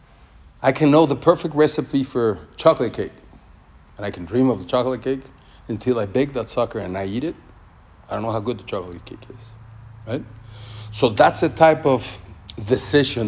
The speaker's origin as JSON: {"language": "English", "country": "Mexico", "moved": "yes", "said": "I come from Mexico. The faith in Mexico is crazy."}